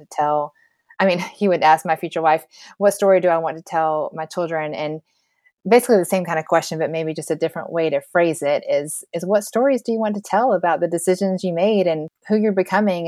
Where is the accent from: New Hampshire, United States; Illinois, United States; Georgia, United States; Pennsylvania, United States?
Georgia, United States; I used to say I was a Christian because I grew up in Georgia